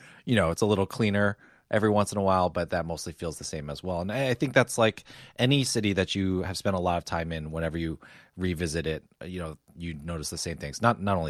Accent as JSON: {"language": "English", "region": "New Jersey", "country": "United States", "tie": "born or raised there", "also_born_or_lived": "Hong Kong", "said": "It's not like I'm going back to New Jersey to visit my old house, but obviously I spent time growing up in Hong Kong, like from 5th to 7th grade, like we've talked about before."}